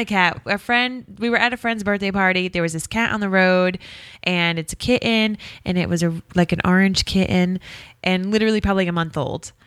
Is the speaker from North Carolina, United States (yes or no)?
no; Rhode Island, United States; We're from Rhode Island